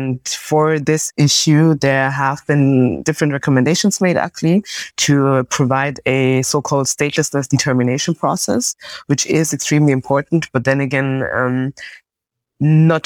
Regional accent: Munich, Bavaria, Germany; I was born in Germany, my parents came from West Africa to Germany, and then I was born in the country in Munich

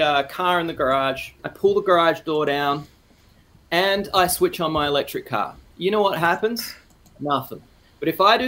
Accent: Australia; moved away as an adult; now in Canada; I am Australian.

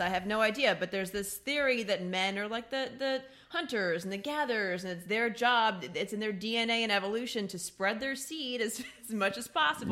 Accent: Midwest, United States; I'm from the Midwest

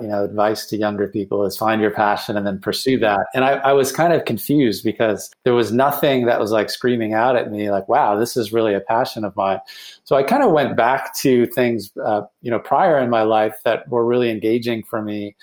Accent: Cleveland, Ohio, United States; moved away as an adult; also born or lived in Boston; moved back to my hometown of Cleveland

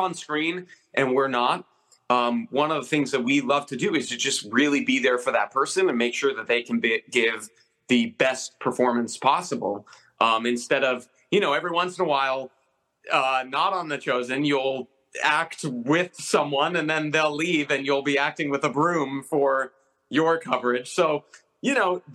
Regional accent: Arizona, United States; I'm from Arizona

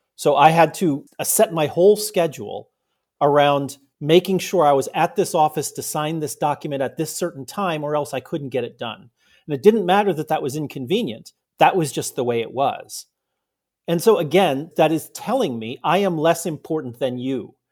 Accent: United States; also born or lived in Germany; as an American

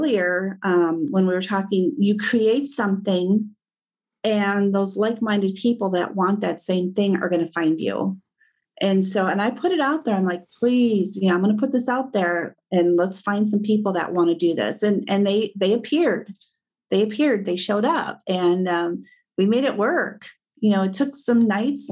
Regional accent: Midwest, United States; I was born and raised in the Midwest.

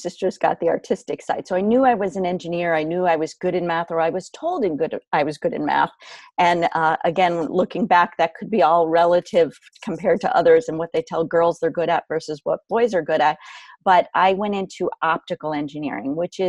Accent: Canton, Connecticut, United States; Where I grew up is where I am right now. I am 5 minutes from my hometown, my home in Canton, Connecticut

